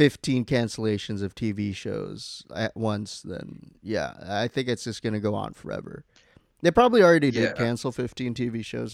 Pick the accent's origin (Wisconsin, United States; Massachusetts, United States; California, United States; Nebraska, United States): California, United States; Newport Beach; Yeah, I grew up in Newport Beach.